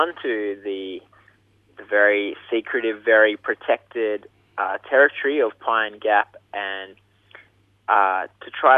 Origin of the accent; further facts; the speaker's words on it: Mudgee, New South Wales, Australia; now in Brisbane, Australia; I'm originally from Mudgee in New South Wales, but these days live in Brisbane.